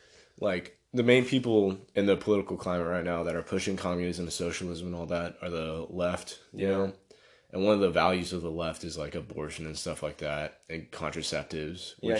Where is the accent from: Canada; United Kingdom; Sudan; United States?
United States; I'm American